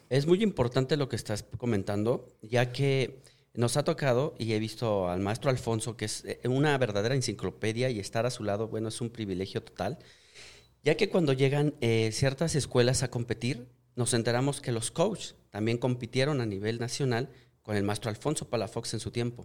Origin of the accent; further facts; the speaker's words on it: Mexico; me siento muy orgulloso de ser mexicano